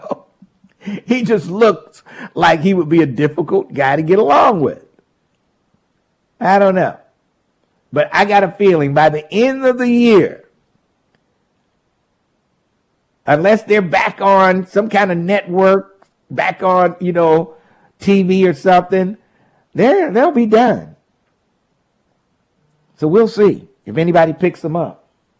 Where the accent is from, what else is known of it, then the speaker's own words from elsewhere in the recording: Ohio, United States; I grew up in Hamilton County. It was a well-run, conservative place to live.